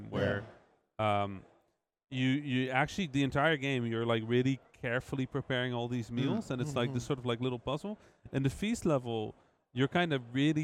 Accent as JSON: {"language": "English", "country": "Netherlands", "tie": "born or raised there", "said": "I grew up obviously in the Netherlands, being half Egyptian"}